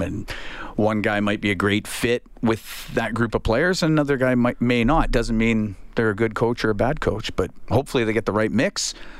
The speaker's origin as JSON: {"language": "English", "region": "Alberta", "country": "Canada", "tie": "born or raised there", "said": "I grew up in Alberta"}